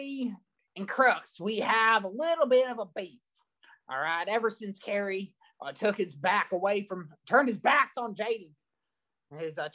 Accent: Chattanooga, Tennessee, United States; I'm from the heart and soul of Squadanuga.

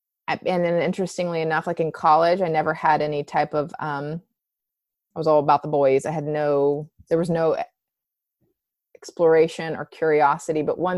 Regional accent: West Virginia, United States; Hated that I was from West Virginia, like one of the most impoverished, pathetic states in the U.S.

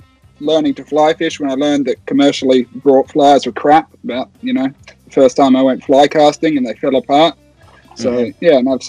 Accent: New Zealand; born there; And then, I was born in New Zealand, so I used to go back there once a year to see family, and that's how I learned to fly fish.

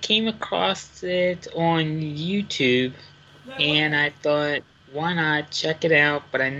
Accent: Lancaster, Pennsylvania, United States; I am from Lancaster, PA, Pennsylvania.

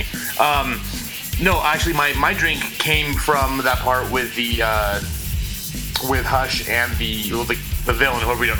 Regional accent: Temecula, California, United States; You have to get Wilson Creek almond champagne because that's from my hometown

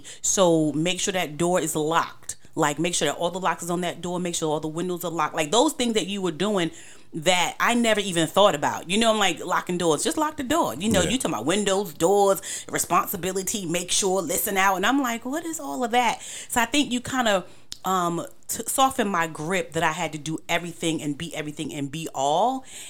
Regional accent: New York, United States; now in Charlotte, United States; because I came from New York, everything is about protection and survival. So to come to Charlotte and all this space

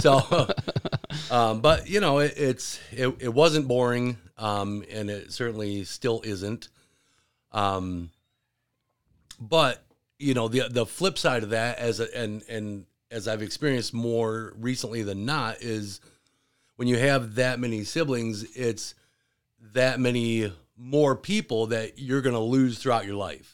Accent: Williamston, Michigan, United States; also born or lived in Gaylord, Michigan / north of Detroit, Michigan; I grew up in Williamston.

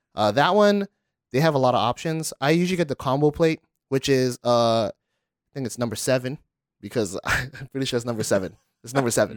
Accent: Honolulu, Hawaii, United States; I'm from Kalihi

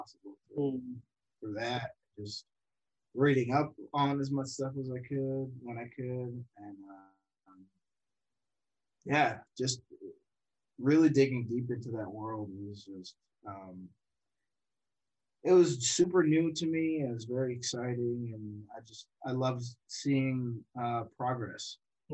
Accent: Watertown, Massachusetts, United States; I grew up in Watertown, Massachusetts

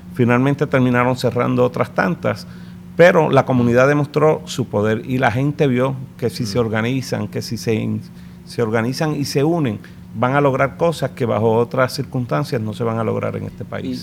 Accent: San Juan, Puerto Rico; realmente nací en Lloren Torres, en el Hospital de la 22

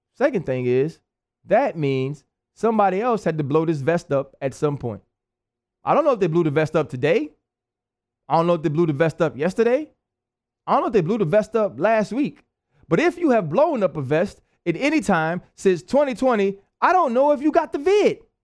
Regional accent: New Orleans, Louisiana, United States; moved away; also born or lived in Pittsburgh; I'm from New Orleans

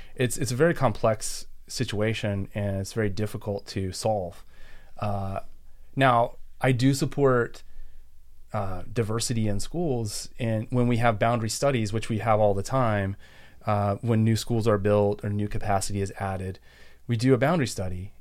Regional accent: Texas, United States; also born or lived in San Antonio, Texas / Houston, Texas / Austin, Texas / Maryland; now in Montgomery County, Maryland, United States; I'm from Texas originally. Grew up, I was born in San Antonio, lived outside of Houston

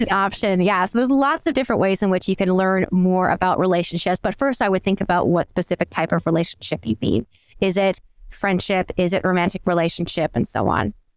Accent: New Brunswick, Canada; moved away as an adult; also born or lived in Aberdeen, Scotland; now in Michigan, United States; I'm actually originally from the East Coast of Canada, from a place called New Brunswick

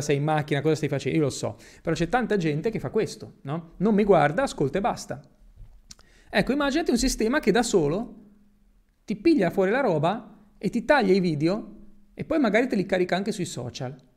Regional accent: Italy; moved away as an adult; also born or lived in Spain; now in Dubai, United Arab Emirates; io sono nato in Italia, però sono cresciuto praticamente in Spagna

